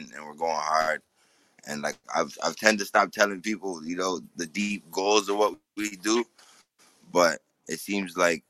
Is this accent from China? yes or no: no; Canada; Yeah, I live in Canada. I'm born and raised in Canada.